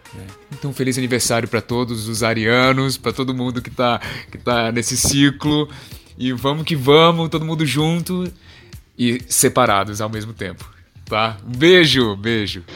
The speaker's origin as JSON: {"language": "Portuguese", "town": "Fortaleza", "region": "Ceará", "country": "Brazil", "tie": "born or raised there", "moved": "as an adult", "lives_now": "São Paulo, Brazil", "said": "porque eu sou de Fortaleza e eu moro só aqui em São Paulo, minha família inteira mora em Fortaleza"}